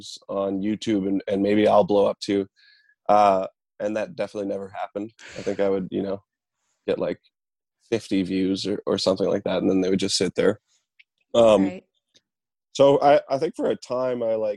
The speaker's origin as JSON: {"language": "English", "town": "Boissevain", "region": "Manitoba", "country": "Canada", "tie": "born or raised there", "said": "I took lessons in my hometown, Boisvain, and then I actually took classical guitar at the Brandon University through high school"}